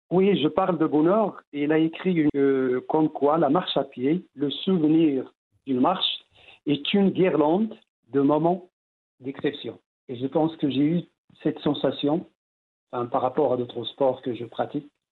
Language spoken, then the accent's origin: French; Tinghir, Drâa-Tafilalet, Morocco; dans mon village natal, la Tinrer. Donc, on a est situé entre deux massifs, l'anti-Atlas d'un côté et le haut Atlas.